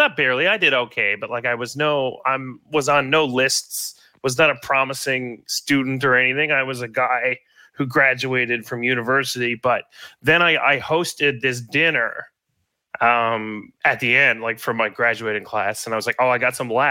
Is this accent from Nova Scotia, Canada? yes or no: no; Gander, Newfoundland and Labrador, Canada; I grew up in Gander